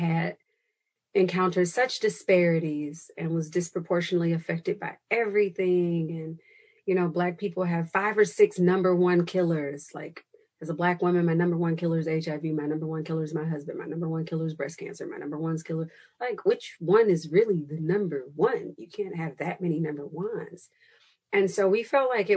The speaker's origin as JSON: {"language": "English", "town": "Chicago", "region": "Illinois", "country": "United States", "said": "I am from Chicago"}